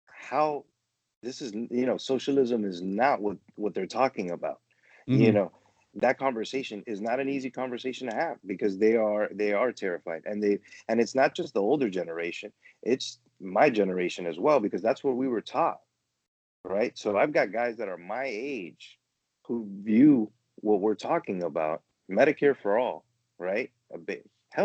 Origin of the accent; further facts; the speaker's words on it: Miami, Florida, United States; Growing up in Miami, you know, I experienced a lot being, you know, Venezuelan